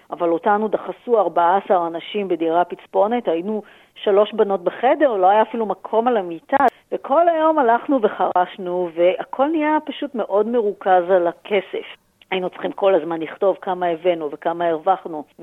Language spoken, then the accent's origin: Hebrew; Tel Aviv, Tel Aviv District, Israel; born there; בתל אביב בשנות ה-70, וגדלתי למשפחה כאילו נורמלית, חילונית, שלושה ילדים.